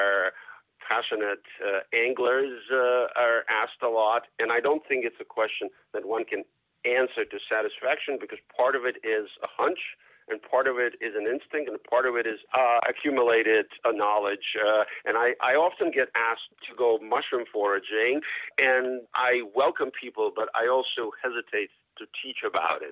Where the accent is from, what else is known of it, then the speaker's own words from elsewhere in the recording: Moscow, Russia; also born or lived in Boston, United States; now in Brookline, United States; I grew up in Moscow